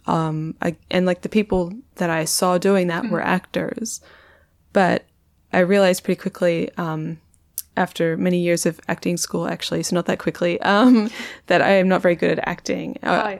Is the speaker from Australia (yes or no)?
yes; Perth, Western Australia, Australia; moved away; also born or lived in London; I'm from Perth